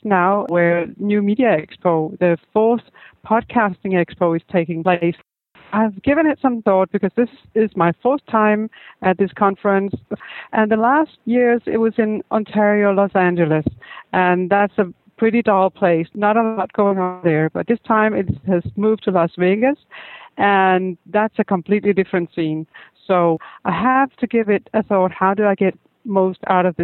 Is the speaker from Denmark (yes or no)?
yes; Denmark; I'm come from Denmark